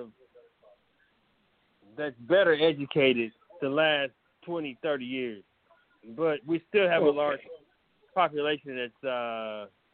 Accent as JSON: {"language": "English", "region": "Louisiana", "country": "United States", "also_born_or_lived": "North Carolina", "moved": "yes", "said": "I'm originally from Louisiana. I lived in North Carolina for a while"}